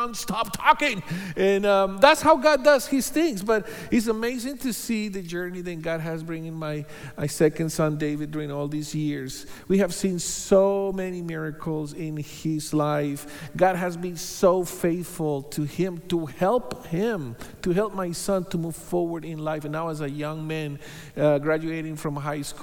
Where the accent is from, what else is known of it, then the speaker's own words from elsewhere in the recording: Bogotá, Colombia; moved away as an adult; also born or lived in Hawaii; now in United States; So we are both from Bogota, Colombia. So we are Colombianos. So we met there. We were born there. We were raised there. And we moved to the U.S. Several years ago